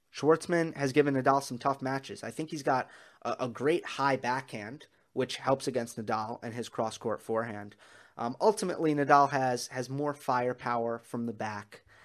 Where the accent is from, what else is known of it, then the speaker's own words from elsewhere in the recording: New York, United States; as a New Yorker and as a New York sports fan